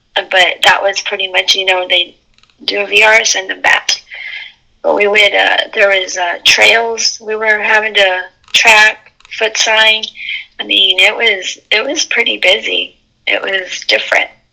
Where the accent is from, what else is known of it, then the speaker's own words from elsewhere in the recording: Alamogordo, New Mexico, United States; I lived in I was raised in Alamogordo